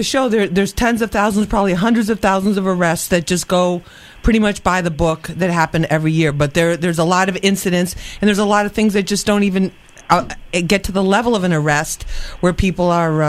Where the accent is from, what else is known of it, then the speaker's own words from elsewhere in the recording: New York, United States; I'm from New York. You know, we're all mixed here.